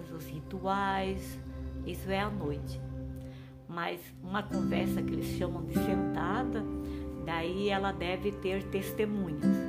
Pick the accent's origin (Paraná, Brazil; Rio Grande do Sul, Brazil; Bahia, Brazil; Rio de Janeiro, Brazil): Paraná, Brazil; moved away as an adult; also born or lived in Santa Catarina / Rio Grande do Norte / Bolivia / Mozambique; sou paranaense